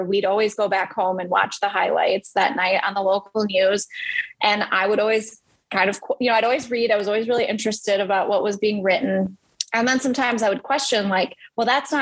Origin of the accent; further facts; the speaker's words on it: Madison, Wisconsin, United States; I grew up in Madison, Wisconsin, born and raised, and it was a great place to grow up